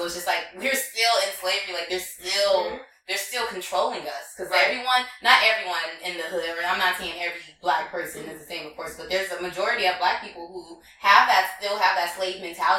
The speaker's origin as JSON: {"language": "English", "town": "Compton", "region": "California", "country": "United States", "tie": "born or raised there", "moved": "as an adult", "lives_now": "New York, United States", "said": "I grew up in Compton."}